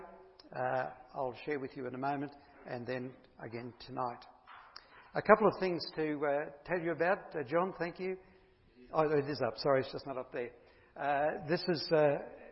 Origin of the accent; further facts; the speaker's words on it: Bundaberg, Queensland, Australia; moved away as an adult; also born or lived in Perth; I'm Bundaberg born, so I'm a Queenslander, so it's good to be back home